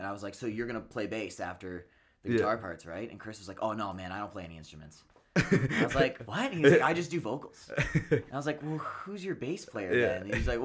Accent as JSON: {"language": "English", "town": "London", "region": "Ontario", "country": "Canada", "said": "I'm from London"}